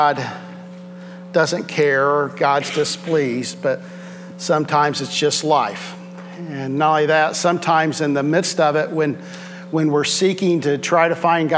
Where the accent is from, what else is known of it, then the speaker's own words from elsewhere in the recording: Southwest Ohio, United States; I'm in from Southwest Ohio